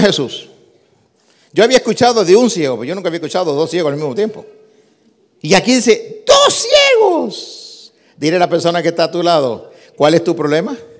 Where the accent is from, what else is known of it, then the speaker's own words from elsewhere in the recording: New York City, New York, United States; also born or lived in Puerto Rico; yo nací en Nueva York, me crié en Nueva York, soy de padres puertorriqueños, aprendí a hablar español en Puerto Rico, así que soy New Yorker.